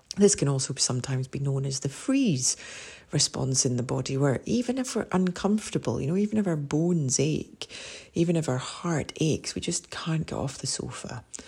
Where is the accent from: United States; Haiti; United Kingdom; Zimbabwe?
United Kingdom; Scotland; as a Scot and a Celt